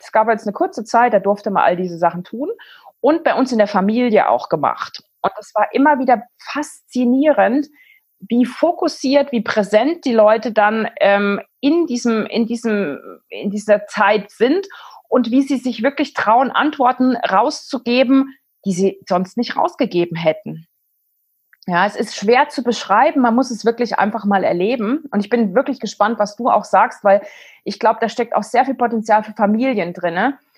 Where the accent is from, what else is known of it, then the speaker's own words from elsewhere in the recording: East Germany, Germany; ich bin in der DDR aufgewachsen. Ich war zwölf, als die Wende war